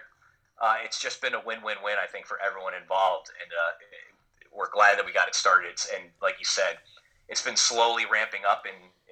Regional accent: Connecticut, United States; I was born in Connecticut, and so grew up in Connecticut

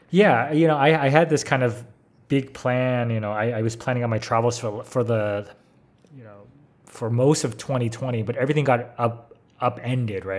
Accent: San Francisco, California, United States; moved away; I'm American, grew up in San Francisco, been a California boy all my life

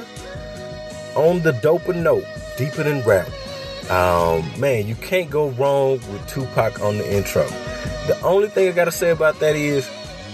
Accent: the South, United States; I'm from the South

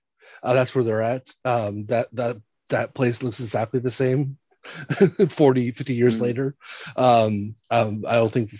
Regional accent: San Diego, California, United States; So I grew up in San Diego, California, but I grew up about 20 miles from downtown, 25 miles in the area called Mira Mesa, which is by the Miramar Air Base

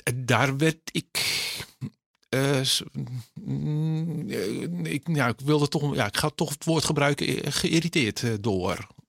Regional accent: Netherlands; Ik ben Nederlander

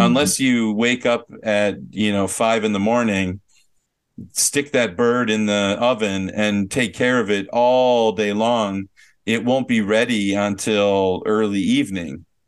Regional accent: Minnesota, United States; I'm from Minnesota

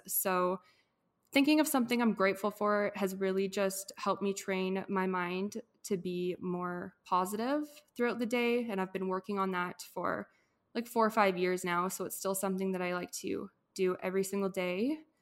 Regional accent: Edmonton, Alberta, Canada; from Edmonton, Alberta, born and raised here

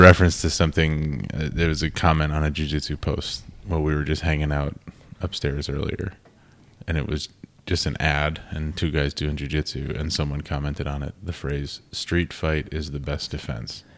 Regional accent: Cottage Grove, Minnesota, United States; I'm from the Twin Cities originally, like southeast suburbs, Cottage Grove.

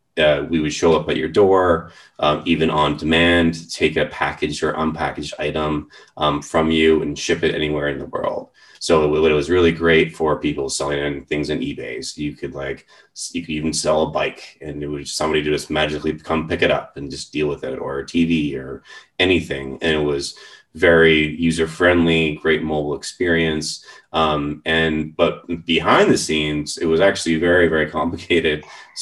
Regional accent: Vancouver, British Columbia, Canada; So I grew up in the Vancouver area.

